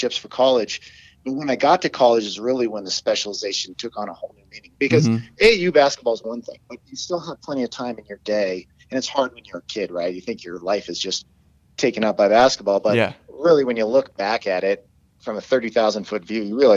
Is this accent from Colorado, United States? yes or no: yes; Colorado, United States; where I grew up in Colorado